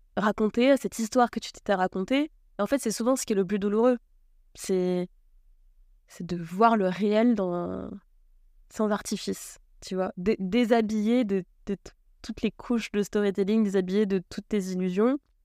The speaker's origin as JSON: {"language": "French", "country": "Martinique", "tie": "born or raised there", "said": "je suis née en Martinique sur une petite île qui fait 80 km de long"}